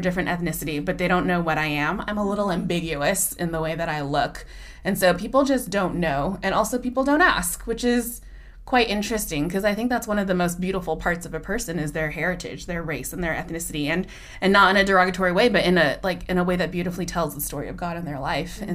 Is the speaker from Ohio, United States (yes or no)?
no; Bay Area, California, United States; moved away as an adult; now in Northern California, United States; growing up in the Bay Area, I mean, I was there basically my entire life, except for college and until I moved here